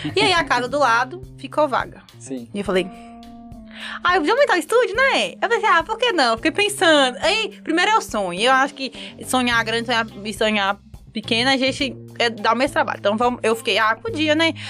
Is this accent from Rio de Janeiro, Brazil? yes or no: no; Montes Claros, Minas Gerais, Brazil; eu sou lá de Montes Claros, Minas Gerais